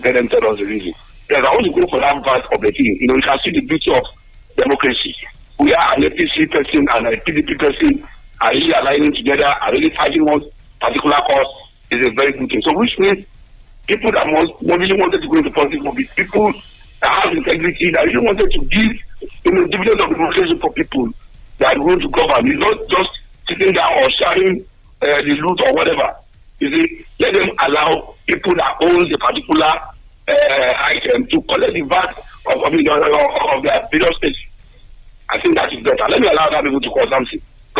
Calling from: Abeokuta, Ogun State, Nigeria; I'm just calling from the People's Parliament in Abeokuta.

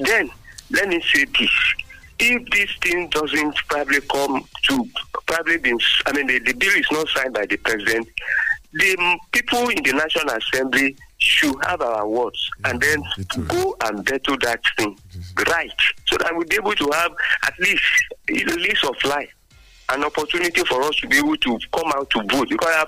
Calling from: Abeokuta, Ogun State, Nigeria; from Abeokuta.

